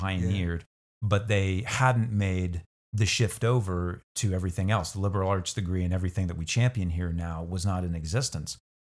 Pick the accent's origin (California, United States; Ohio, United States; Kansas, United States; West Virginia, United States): Kansas, United States; Hutchinson; also born or lived in McPherson, Kansas / Inman, Kansas; born elsewhere, but moved to Hutchinson with my family at the age of two. Um, and so I was raised in Hutch from age two until I came actually to Central here as a freshman